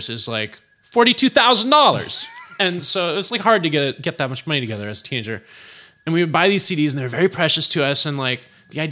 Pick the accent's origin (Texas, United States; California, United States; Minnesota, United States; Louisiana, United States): California, United States; Berkeley; also born or lived in San Francisco / Oakland / Albany; by the time I started school, by the time I started kindergarten, I was in Berkeley. And I went to school there until I graduated Berkeley High